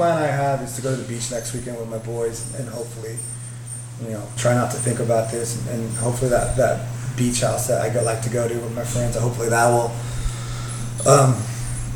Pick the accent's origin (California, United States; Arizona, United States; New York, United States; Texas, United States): California, United States; Bakersfield; I grew up in Bakersfield